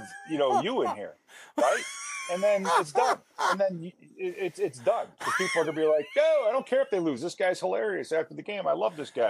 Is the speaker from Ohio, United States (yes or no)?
no; Chicago, Illinois, United States; now in Minnesota, United States; I grew up in Chicago, and I grew up watching the Cubs games every day